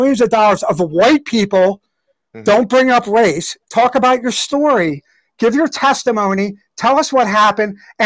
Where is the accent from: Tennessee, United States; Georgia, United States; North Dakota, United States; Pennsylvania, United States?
Pennsylvania, United States; I'm from Pennsylvania too